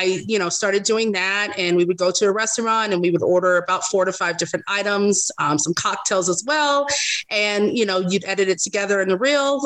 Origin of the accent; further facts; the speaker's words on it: Las Vegas, Nevada, United States; also born or lived in Los Angeles, California; I moved here to Vegas when I was 3. So I've been here ever since.